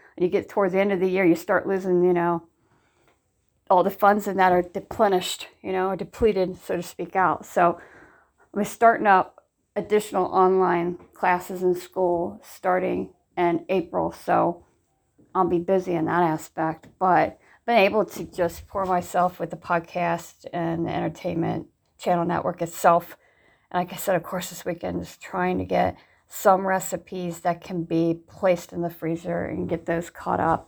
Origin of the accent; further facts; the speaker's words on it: Ohio, United States; moved away; I'm originally born and raised in Ohio